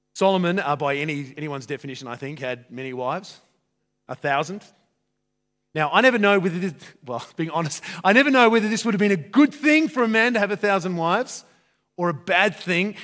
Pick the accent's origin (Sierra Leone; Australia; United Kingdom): Australia; I'm Australian